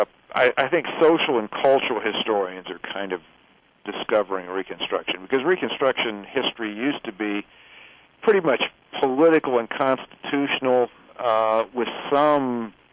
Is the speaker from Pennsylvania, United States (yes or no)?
no; Ohio, United States; moved away as an adult; also born or lived in Louisiana; I grew up in Ohio.